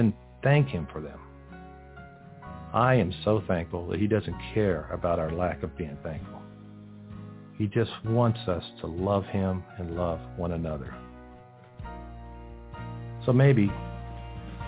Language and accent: English; Texas, United States; moved away as an adult; also born or lived in New York; Growing up in Texas, we always help people with their cars